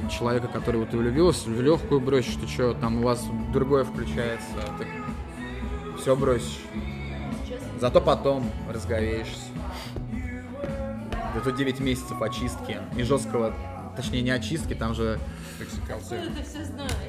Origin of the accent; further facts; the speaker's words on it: Murom, Vladimir Oblast, Russia; now in Moscow, Russia; Нет, я из Мурома, я просто в Москве, ну